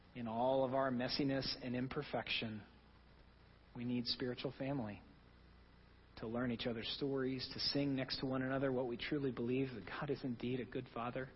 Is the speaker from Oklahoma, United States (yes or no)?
yes; Oklahoma, United States; now in New England, United States; I'm from Oklahoma. We do things a little differently there